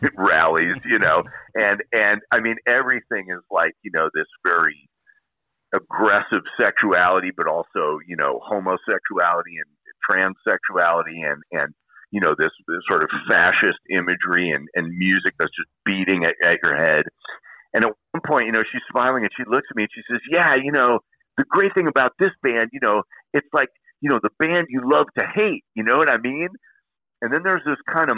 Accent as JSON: {"language": "English", "region": "Illinois", "country": "United States", "moved": "yes", "said": "I come from Illinois"}